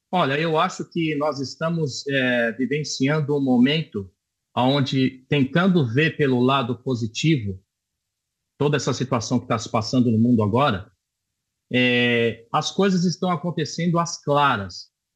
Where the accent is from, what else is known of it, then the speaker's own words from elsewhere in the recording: Brazil; now in Israel; sou brasileiro